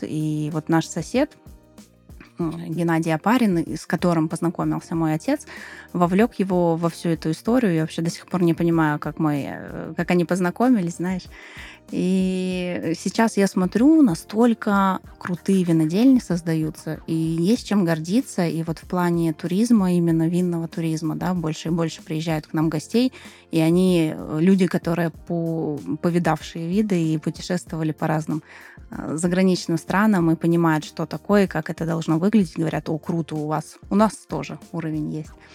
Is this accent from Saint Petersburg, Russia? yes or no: no; Moscow, Russia; moved away as an adult; now in Krasnodar Krai, Russia; я из Москвы